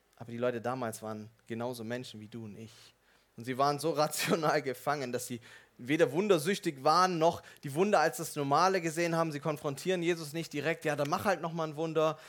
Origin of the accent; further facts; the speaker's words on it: Swabia, Germany; Als Schwabe würde ich fragen